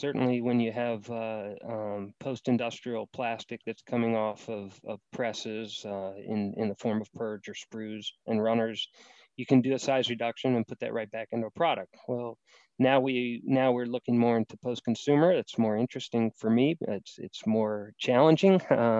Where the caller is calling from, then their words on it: Hebron, Kentucky, United States; Dialing in from beautiful Hebron, Kentucky, which is right outside of Cincinnati, Ohio, in the US of A.